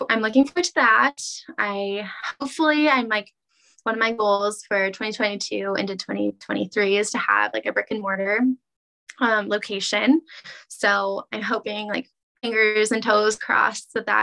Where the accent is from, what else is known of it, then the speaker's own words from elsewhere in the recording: Kansas City, United States; also born or lived in Olathe/Overland Park, Kansas; I was born in Kansas City